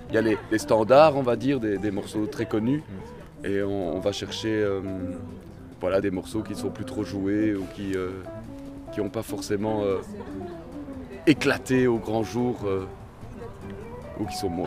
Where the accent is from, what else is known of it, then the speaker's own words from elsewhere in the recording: Brussels, Brussels-Capital Region, Belgium; Ah non, on n'est pas de Laken. Moi je viens de Scarbeck